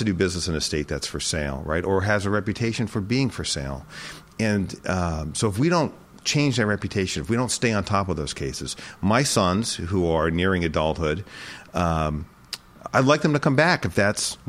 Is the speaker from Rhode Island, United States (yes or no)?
yes; Jamestown, Rhode Island, United States; also born or lived in Boston; I'm a native Rhode Islander. I was born and raised in Jamestown.